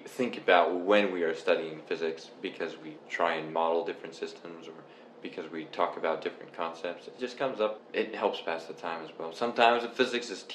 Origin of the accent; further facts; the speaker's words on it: Canada; I'm from Canada